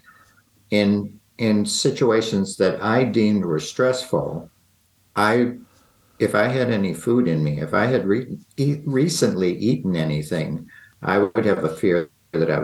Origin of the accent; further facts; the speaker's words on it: Rochester, New York, United States; I grew up in Rochester, New York, which is on Lake Ontario.